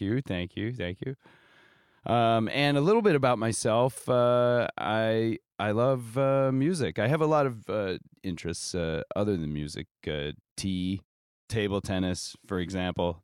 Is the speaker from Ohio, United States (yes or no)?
yes; Norwalk, Ohio, United States; now in New York, United States; my hometown of Norwalk, Ohio